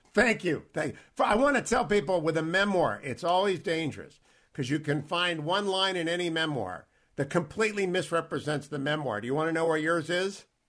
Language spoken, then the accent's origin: English; Warren, Ohio, United States; I grew up in Warren, Ohio, and we moved a couple of times. We stayed in Warren